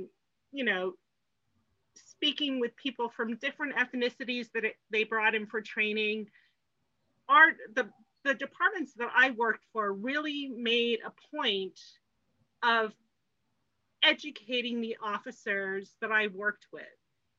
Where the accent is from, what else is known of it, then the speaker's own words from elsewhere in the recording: England, United Kingdom; born there; also born or lived in Hong Kong / New York; I was born in England, I lived in Hong Kong, I lived in New York, and then I moved here.